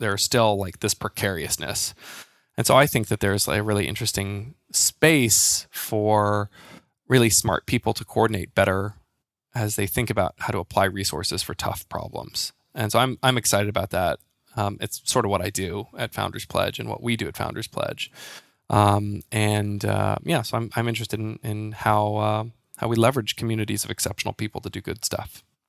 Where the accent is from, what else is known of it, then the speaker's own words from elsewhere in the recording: United States; moved away as an adult; now in United Kingdom; I'm an American living in the U K. I've been here for about a decade now